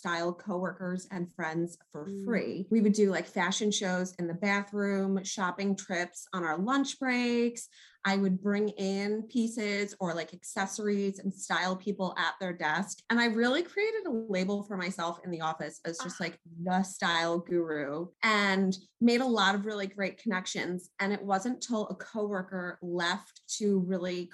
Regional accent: New York, United States; also born or lived in South Jersey; now in New Jersey, United States; I'm originally from New York because I just have to pay a little homage to my home state.

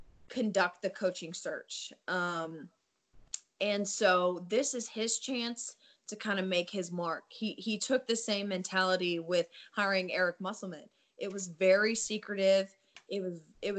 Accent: Richmond, Virginia, United States; moved away as an adult; also born or lived in Florida; now in Arkansas, United States; growing up in Virginia from Richmond

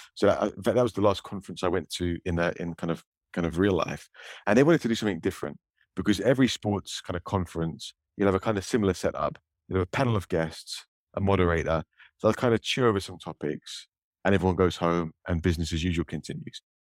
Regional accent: United Kingdom; my, my home country, Great Britain

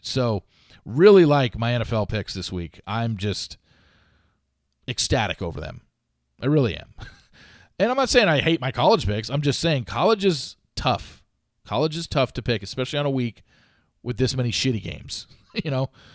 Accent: Southern California, United States; I grew up in Southern California

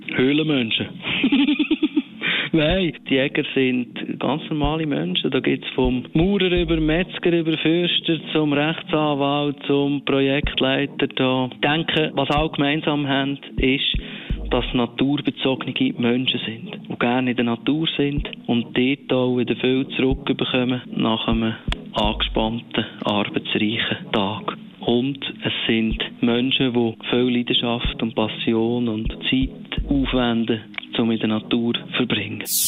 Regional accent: Aargau, Switzerland; bei uns im Aargau

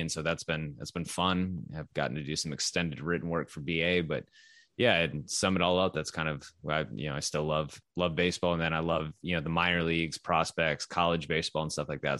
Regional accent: Texas, United States; I grew up in Texas, or I moved to Texas when I was eleven

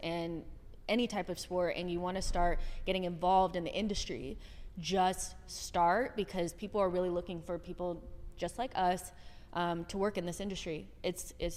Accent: United States; moved away as an adult; now in United Kingdom; I'm American

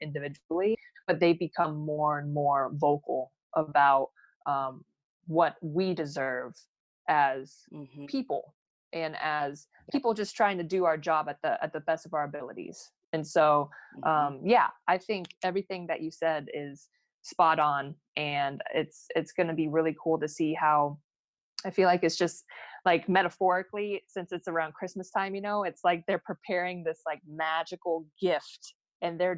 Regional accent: Phoenix, Arizona, United States; growing up in Phoenix

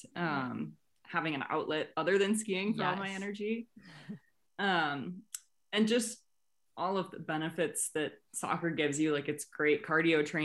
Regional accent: Massachusetts, United States; I'm from Massachusetts

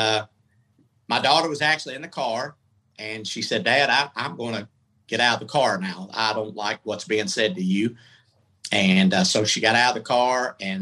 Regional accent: Atlanta, Georgia, United States; moved away; also born or lived in Tampa; Went to iHeart in Atlanta. Stayed 9 months. I just thought I would be massive there because that's my hometown

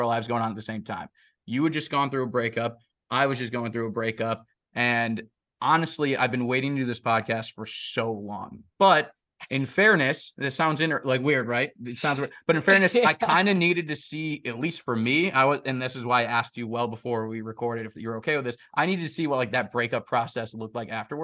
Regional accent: Deerfield, Illinois, United States; moved away; my hometown of Deerfield, Illinois

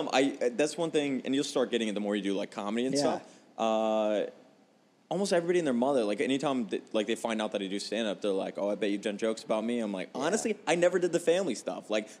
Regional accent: Homestead, Florida, United States; moved away as an adult; now in Phoenix, United States; I grew up in a Homestead, which is the place that was destroyed by Hurricane

